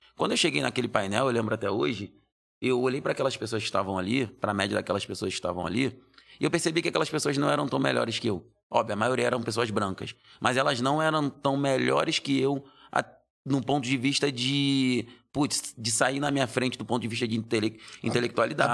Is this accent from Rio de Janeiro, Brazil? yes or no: yes; Rio de Janeiro, Brazil; now in São Paulo, Brazil; Eu nasci no Rio de Janeiro. Nasci no Rio de Janeiro, já morei em vários lugares do, do Rio de Janeiro.